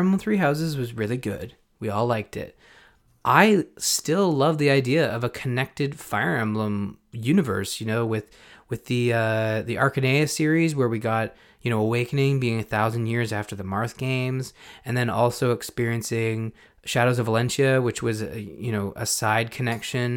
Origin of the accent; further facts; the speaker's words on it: Canada; being Canadian, my mother's French Canadian